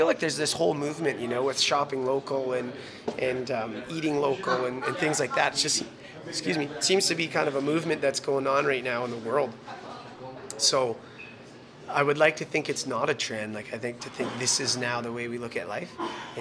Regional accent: North Battleford, Saskatchewan, Canada; our family's all from here, and they still, the majority of them live here. So maybe it was something we were brought up into

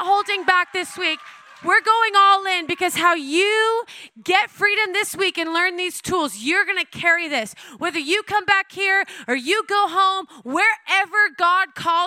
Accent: Oklahoma, United States; I was born and raised in Oklahoma

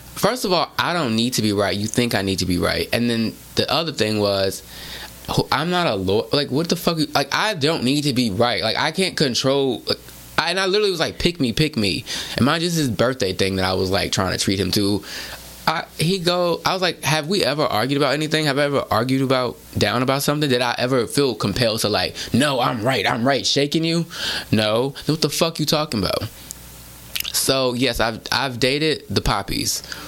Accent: Houston, Texas, United States; growing up in Houston, it was mostly, at least for me, black Latino

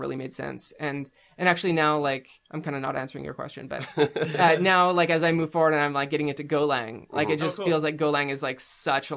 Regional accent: Abbotsford, British Columbia, Canada; recently Abbotsford, mm-hmm. Where I grew up.

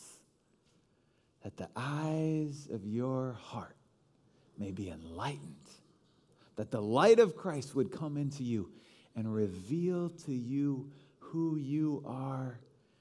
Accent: Chicago, Illinois, United States; I am a Chicagoan.

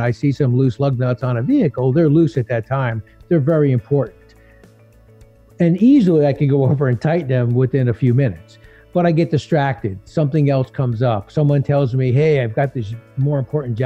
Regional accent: New Jersey, United States; as a kid growing up, I grew up in Jersey

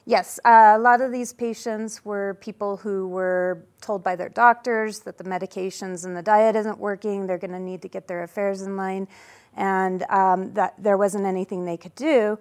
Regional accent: Denver, Colorado, United States; now in Edwards, United States; I'm a fourth generation Coloradan, and I grew up in Denver

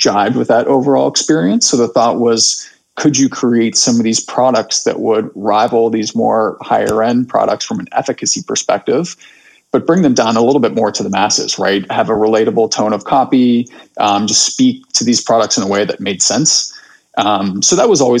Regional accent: Cincinnati, Ohio, United States; moved away as an adult; I'm originally from Ohio, grew up in Cincinnati, went out east for undergrad

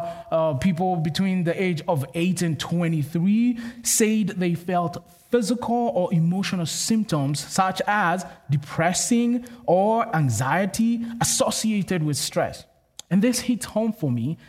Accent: Kenya; moved away; I'm from Kenya, which is in Africa

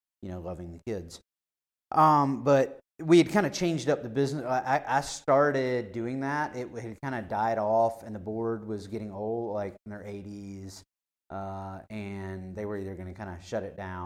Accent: Spartanburg, South Carolina, United States; also born or lived in Panama; now in Greenville, United States; My family's from Spartanburg, so that's where I grew up

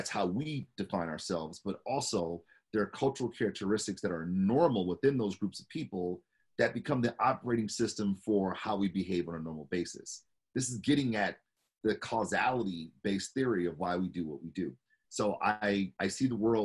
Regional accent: Detroit, Michigan, United States; born and raised in Detroit

